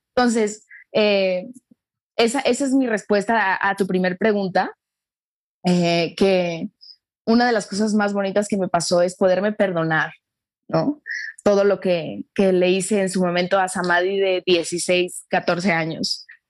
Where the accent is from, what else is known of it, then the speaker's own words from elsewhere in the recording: Mexico; nosotros en, en, en México